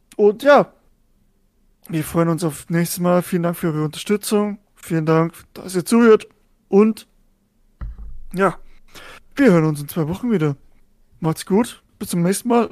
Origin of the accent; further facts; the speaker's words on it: Germany; als Deutscher